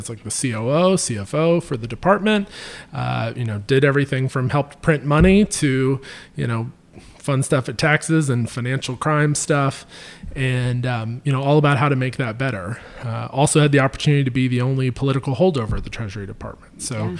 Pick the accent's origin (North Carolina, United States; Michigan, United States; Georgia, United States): North Carolina, United States; Wilmington; My mother would have loved for me to go to UNC Wilmington and go from home